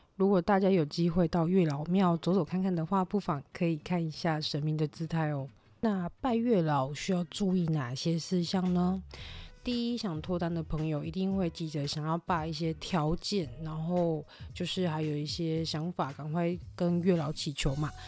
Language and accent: Chinese; Tainan, Taiwan; moved away as an adult; now in Taoyuan, Taiwan; 本身是台南人关系，我只是嫁桃园嘛